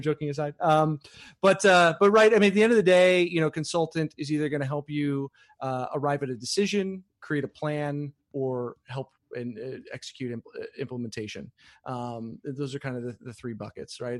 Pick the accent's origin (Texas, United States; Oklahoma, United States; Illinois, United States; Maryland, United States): Illinois, United States; Chicago; moved away; I'm from Chicago